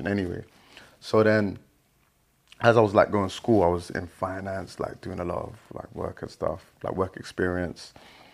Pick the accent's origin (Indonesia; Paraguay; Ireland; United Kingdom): United Kingdom; London; also born or lived in Ghana; we came to London. So, yeah, I've been in South London majority of my childhood